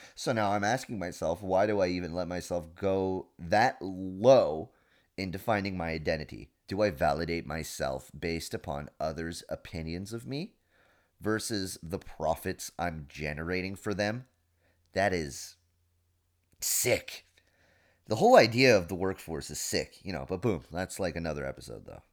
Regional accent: England, United Kingdom; moved away; I'm English, 'cause that's how I define myself, you know? I'm English

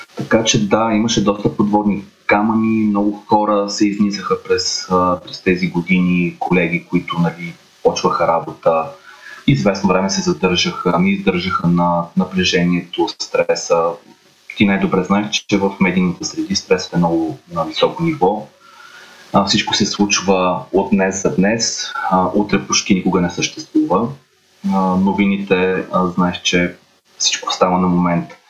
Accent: Varna, Varna Province, Bulgaria; moved away as an adult; now in Sofia, Bulgaria; Аз съм от Варна

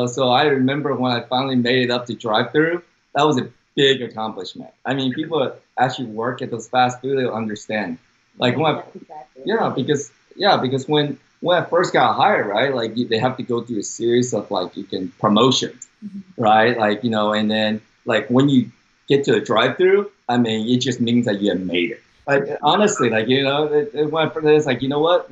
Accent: Dallas, Texas, United States; accent: Texan; also born or lived in Taiwan; grew up in Dallas, Texas

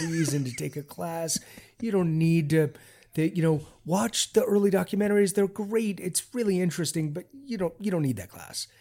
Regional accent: Baltimore, Maryland, United States; I grew up in Baltimore, Maryland in the seventies

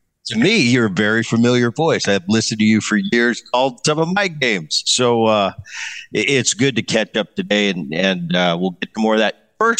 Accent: Philadelphia, Pennsylvania, United States; growing up in Philly, as soon as cell phones came into fashion

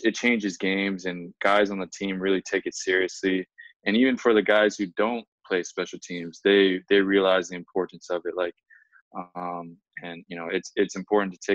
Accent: Kailua, Hawaii, United States; now in Houston, United States; My wife and I, we grew up in Kailua

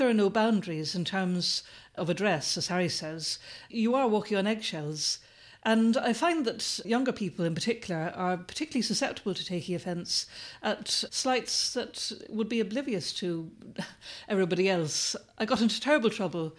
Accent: Ireland; moved away; when I was growing up in Ireland

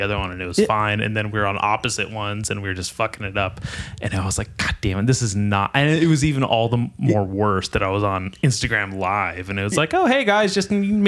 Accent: Nipomo, California, United States; I grew up in Napomo. I'm a Napomo for life.

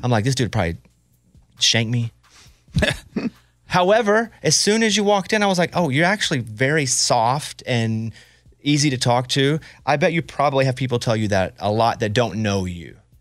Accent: Arkansas, United States; I grew up in Arkansas

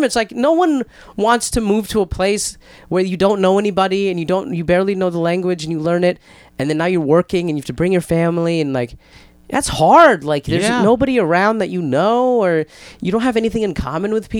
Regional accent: Arizona, United States; when I was growing up in Arizona during the 90s

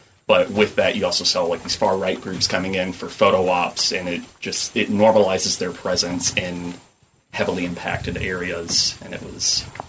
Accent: Nashville, Tennessee, United States; So just not to dox myself, but I'm from Nashville

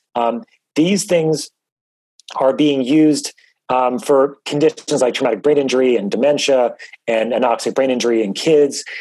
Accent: New York, United States; I grew up in New York

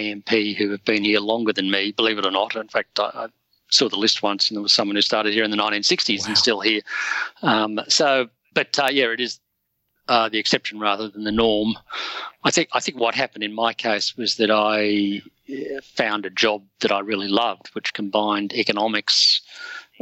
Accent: Sydney, New South Wales, Australia; I grew up in Sydney's Northern Beaches

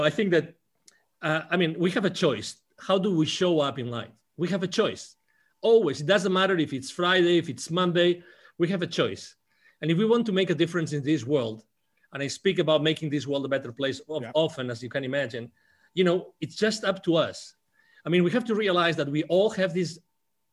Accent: Spain; English is a second language; moved away as an adult; I'm originally from Spain

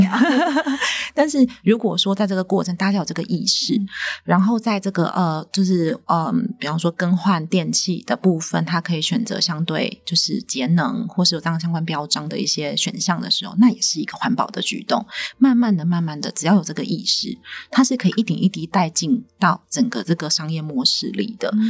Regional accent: Taiwan; 我们台湾人不缺粮没错

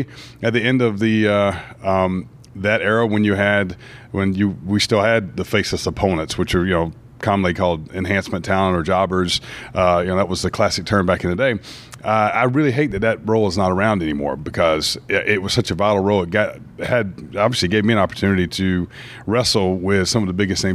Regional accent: Brunswick, Georgia, United States; I grew up in Brunswick, Georgia, which is right on the Georgia-Florida line, just about an hour above Jacksonville, Florida.

